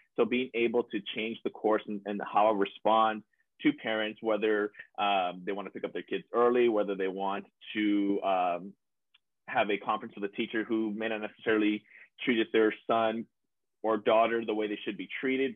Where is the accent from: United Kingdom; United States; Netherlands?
United States; South Texas; coming back to my hometown um, as an example to my students as well, a, a, little kid down here from, from South Texas